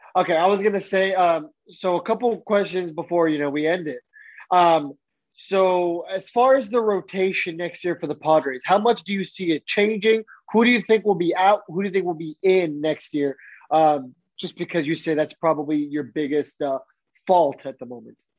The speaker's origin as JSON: {"language": "English", "town": "San Diego", "region": "California", "country": "United States", "tie": "born or raised there", "said": "I grew up in San Diego. I lived there for 20 years."}